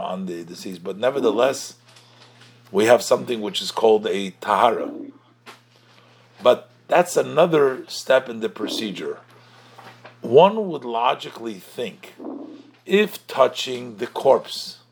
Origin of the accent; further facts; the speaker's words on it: New York, United States; I was born in the Rebbe's court. That's where I was born. I was born and I was raised over there.